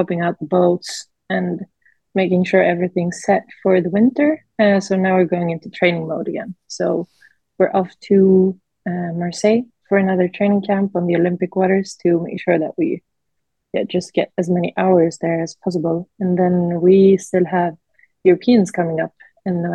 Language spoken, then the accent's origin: English; Sweden; we're from Sweden